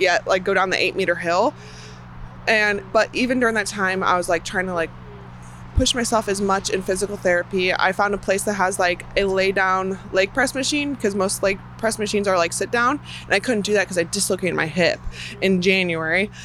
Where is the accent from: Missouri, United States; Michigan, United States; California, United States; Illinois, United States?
Illinois, United States; Chicago; moved away; I'm from Chicago area originally